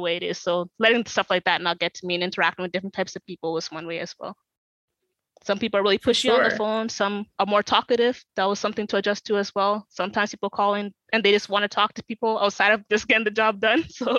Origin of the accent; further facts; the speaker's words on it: South Sudan; in my culture, especially being like Sudanese, like Southern Sudanese